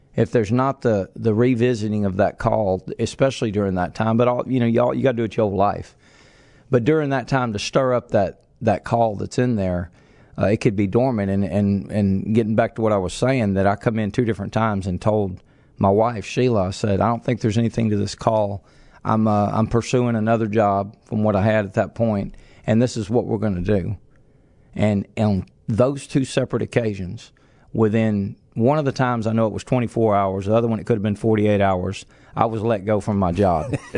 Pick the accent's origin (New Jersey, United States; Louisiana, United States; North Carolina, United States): Louisiana, United States; Lake Charles; also born or lived in Reeves, Louisiana / Kinder, Louisiana; We were raised in Lake Charles, and, um, I was a teenager.